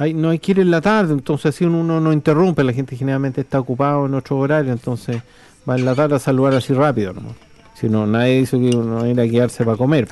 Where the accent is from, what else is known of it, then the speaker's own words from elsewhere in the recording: Chile; moved away; also born or lived in Viña del Mar, Chile / United States; yo después me fui del Cajón del y me fui a vivir a Viña del Mar, me fui a Estados Unidos, regresé y vuelvo así al pueblo visitando la iglesia